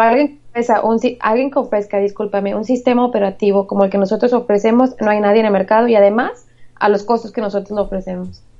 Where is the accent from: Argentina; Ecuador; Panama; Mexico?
Mexico; Michoacán; moved away as an adult; now in United States; Yo soy originaria de Michoacán, México. Eh, bueno, me eduqué en México, toda mi carrera fue en México. Recientemente me vine a Estados Unidos